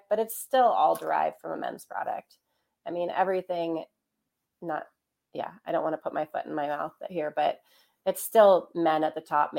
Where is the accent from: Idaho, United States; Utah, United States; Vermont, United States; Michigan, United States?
Idaho, United States; Ketchum; my hometown of Ketchum, Idaho